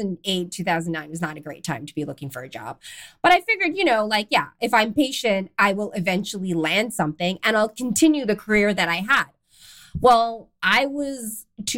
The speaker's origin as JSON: {"language": "English", "country": "Canada", "tie": "born or raised there", "also_born_or_lived": "London, England / Amsterdam, Netherlands", "moved": "as an adult", "said": "I'm Canadian. I grew up in Canada, but I moved to London, England"}